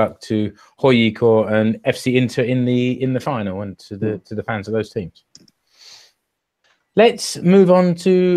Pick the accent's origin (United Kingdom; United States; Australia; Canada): United Kingdom; England; now in Finland; As an Englishman